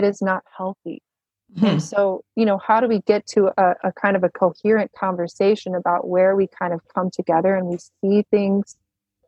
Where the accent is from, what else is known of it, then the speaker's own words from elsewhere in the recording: the Bible Belt, United States; I grew up in the Bible Belt